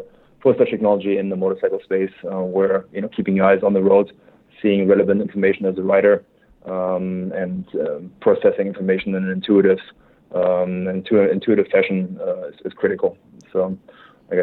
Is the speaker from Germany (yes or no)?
yes; Germany; English is a second language; moved away as an adult; also born or lived in Switzerland; now in United States; born and raised in Germany